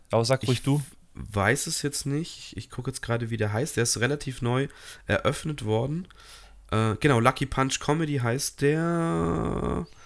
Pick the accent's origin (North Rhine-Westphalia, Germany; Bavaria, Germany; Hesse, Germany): Bavaria, Germany; Munich; muss man auch ein bisschen hinfahren, auch als Münchner